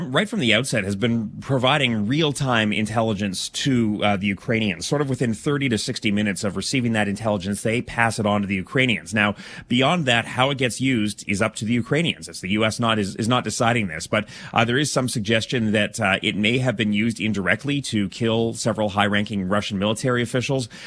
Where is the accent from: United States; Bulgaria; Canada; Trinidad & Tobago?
Canada; Calgary, Alberta; moved away; From Calgary, yeah.